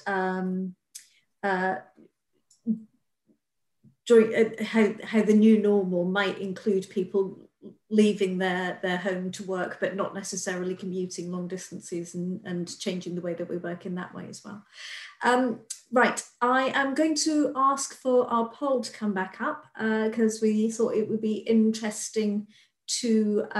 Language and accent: English; Scotland, United Kingdom; as a Scot